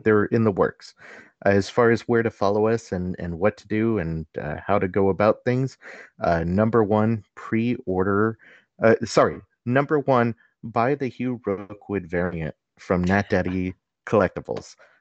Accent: Los Angeles, California, United States; I come from the San Fernando Valley, home of the Valley Girl

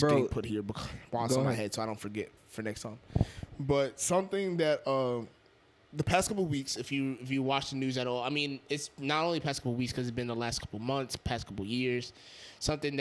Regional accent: Yonkers, New York, United States; I'm from Yonkers

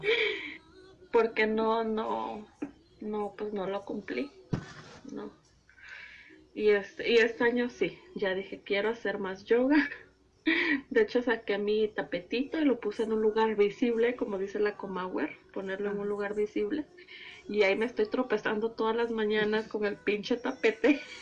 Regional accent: Veracruz, Mexico; Yo soy jarocha

